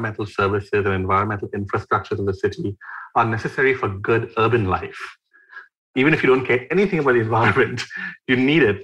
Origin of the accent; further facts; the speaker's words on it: Mumbai, Maharashtra, India; I grew up in Mumbai in a building that's 11 floors since 1975.